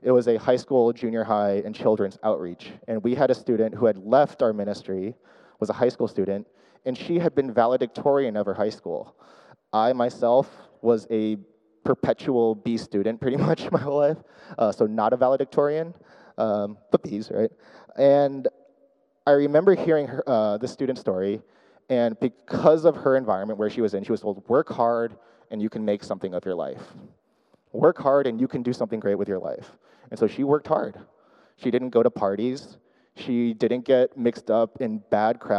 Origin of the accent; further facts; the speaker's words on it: Orange County, California, United States; first language English; also born or lived in Chicago; I grew up in Orange County, so kind of local to here